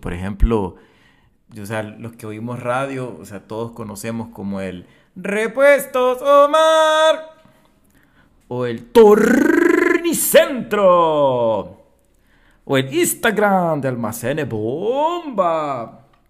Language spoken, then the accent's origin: Spanish; El Salvador; nosotros como salvadoreños